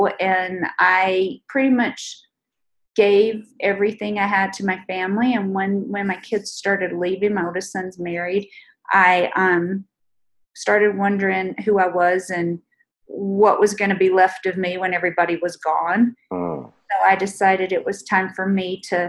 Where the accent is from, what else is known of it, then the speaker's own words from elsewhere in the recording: North Carolina, United States; moved away as an adult; now in Utah, United States; I grew up in North Carolina in a very small town